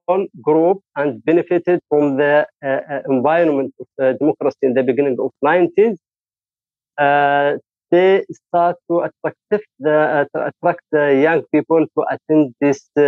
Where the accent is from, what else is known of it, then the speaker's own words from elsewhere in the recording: Saada Governorate, Yemen; I am from Saada government, governorate.